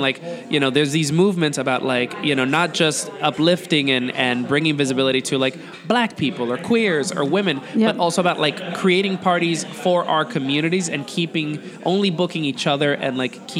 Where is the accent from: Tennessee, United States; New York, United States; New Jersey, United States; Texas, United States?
New York, United States; now in Mexico City, Mexico; Like I'm from New York and I live in Mexico City and I love these enormous, crazy cities.